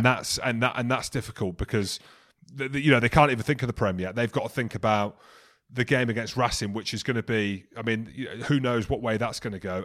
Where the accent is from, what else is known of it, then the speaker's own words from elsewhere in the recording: Coventry, West Midlands, United Kingdom; moved away; I'm from Coventry originally